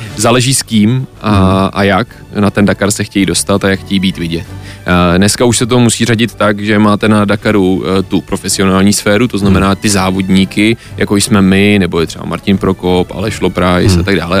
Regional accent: Czechia; já furt jsem Čech, jsem hrdý Čech a mm. chci zůstat v České republice

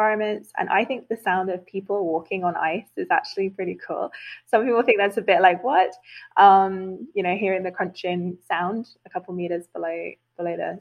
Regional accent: United Kingdom; As a British person

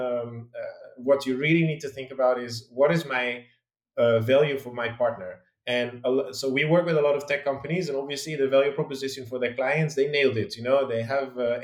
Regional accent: Netherlands; moved away as an adult; also born or lived in London; I'm from the Netherlands originally, and I used to live there until I was

